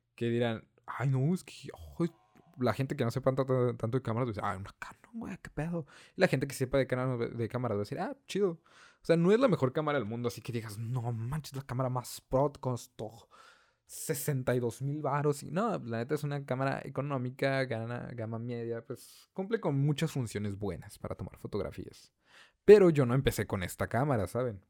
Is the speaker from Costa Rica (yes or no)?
no; northern Mexico, Mexico; yo soy el único de la familia que es del norte